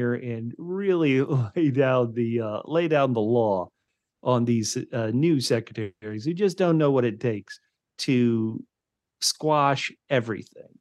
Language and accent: English; United States; as an American